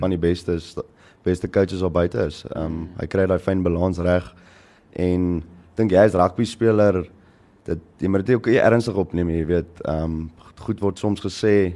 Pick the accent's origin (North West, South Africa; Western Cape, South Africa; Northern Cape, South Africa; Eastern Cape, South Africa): Western Cape, South Africa; Paarl; also born or lived in Durbanville / Malmesbury; toe trek ons Parel toe en toe van kleins af in Parel